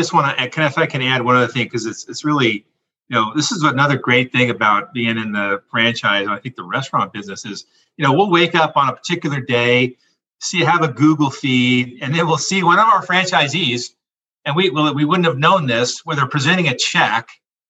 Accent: California, United States; growing up in the Bay Area, of course, you know, we've had those partnerships with all the teams up there.

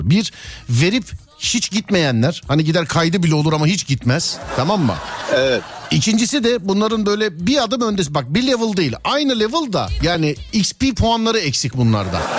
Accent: Istanbul, Turkey; Abi Bahçeşehir.

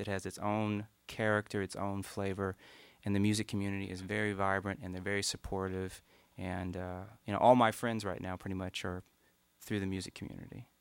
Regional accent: Morgan County, Eastern Kentucky, United States; up about 15 miles outside of that in a farming community

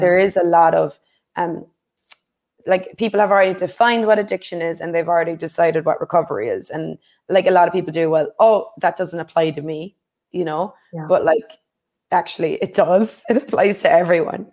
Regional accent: Ireland; growing up in Ireland

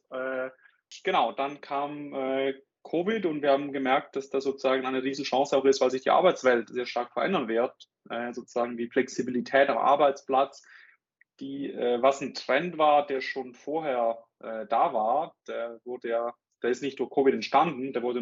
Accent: Switzerland; accent: Swiss; bin aus der Schweiz, wie, äh, wie man an meinem Akzent, glaube ich, glaube ich, hört.

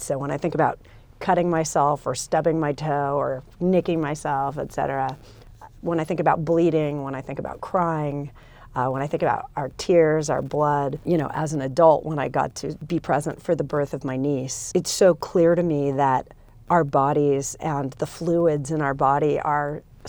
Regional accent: Los Angeles, California, United States; I grew up in Los Angeles, California, so Southern California in the United States

